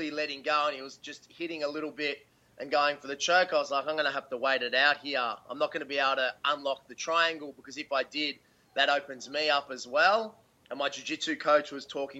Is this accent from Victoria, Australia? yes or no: yes; Melbourne, Victoria, Australia; Melbourne was massive because that's my hometown